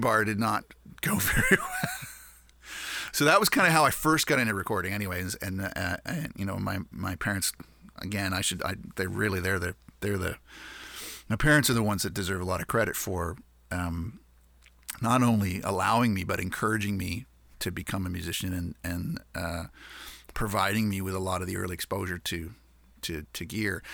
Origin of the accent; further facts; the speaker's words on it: Canada; we're Canadian